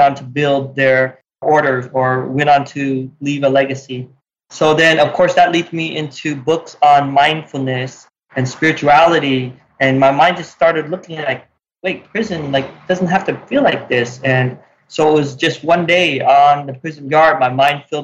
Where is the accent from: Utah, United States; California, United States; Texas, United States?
Utah, United States; growing up in Utah